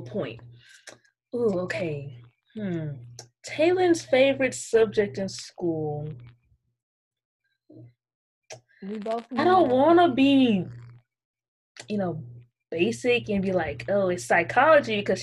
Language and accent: English; Arlington, Texas, United States; I was born in Arlington, Texas